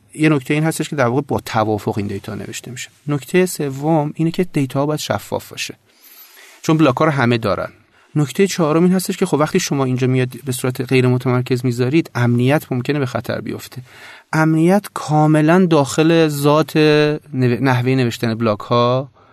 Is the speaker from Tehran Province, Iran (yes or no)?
yes; Tehran, Tehran Province, Iran; خلاصش میشه که بچه تهرانم جنوب شهر تهران